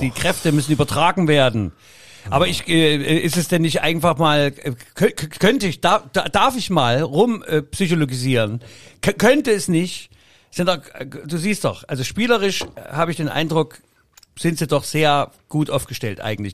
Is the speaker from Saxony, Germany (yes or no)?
yes; Saxony, Germany; Wir sind das kleine zänkische Bergvolk, Sachsen